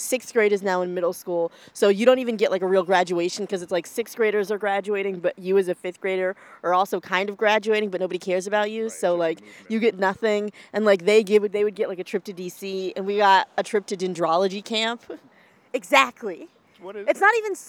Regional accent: North Carolina, United States; I am from North Carolina

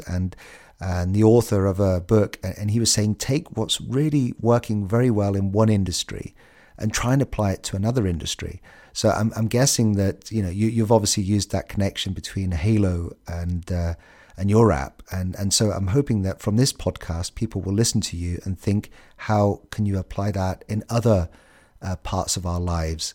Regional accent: United Kingdom; We're the British

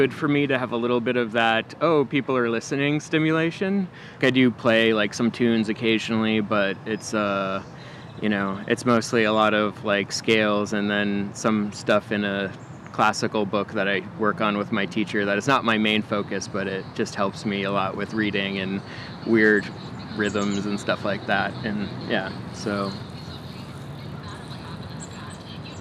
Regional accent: Massachusetts, United States; moved away; I'm originally from Massachusetts

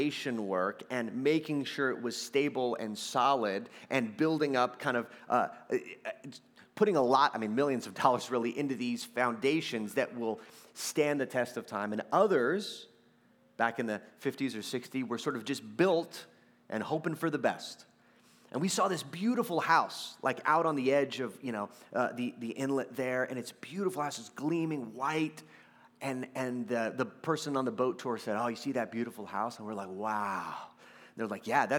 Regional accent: Texas, United States; I'm from Texas

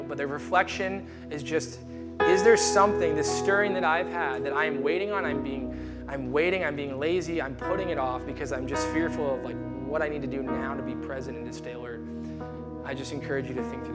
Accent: United States; we're American

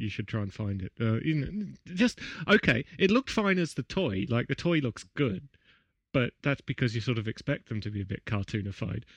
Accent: Canberra, Australian Capital Territory, Australia; in my hometown

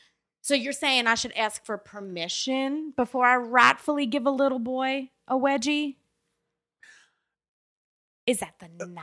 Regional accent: the South, United States; I don't come here often. I'm from the South where everyone's classy and responsible.

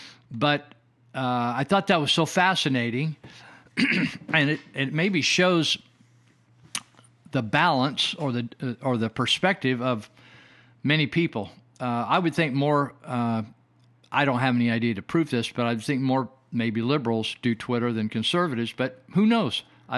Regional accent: California, United States; I have reminisced or recalled my early days growing up in Northern California and what it was like in the family I grew up

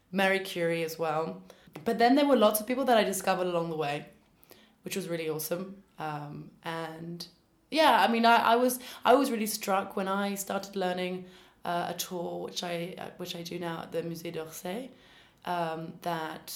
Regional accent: London, United Kingdom; moved away as an adult; now in Paris, France; I'm originally from London

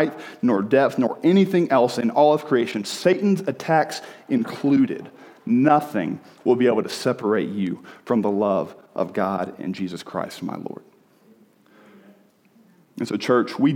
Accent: the South, United States; moved away as an adult; also born or lived in Birmingham, Alabama; I grew up in the South

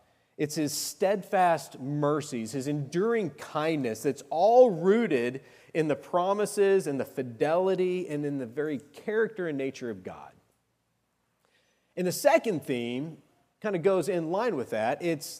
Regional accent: Arizona, United States; I went back to my old stomping grounds. I grew up in Arizona.

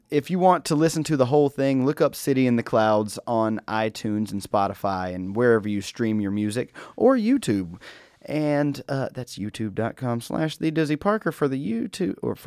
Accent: North Carolina, United States; I am from North Carolina. I ain't from the big city

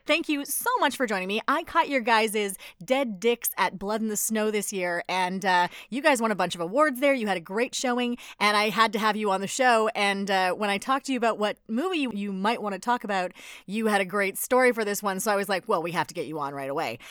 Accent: Edmonton, Alberta, Canada; I'm from Edmonton

